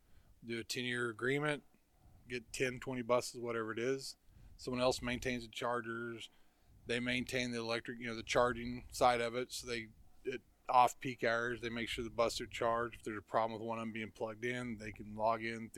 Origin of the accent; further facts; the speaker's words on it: Midwest, United States; when I came from the Midwest